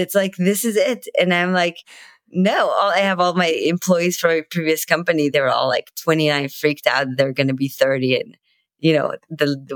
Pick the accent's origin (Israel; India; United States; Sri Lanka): Israel; I'm from Israel